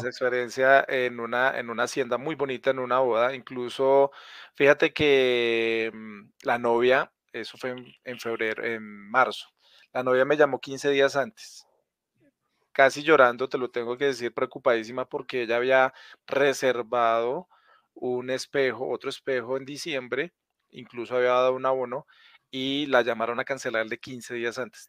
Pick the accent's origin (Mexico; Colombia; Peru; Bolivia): Colombia; Villavicencio, Meta; now in Bogotá, Colombia; yo nací en Villavicencio, pero hace muchos años vivo en Bogotá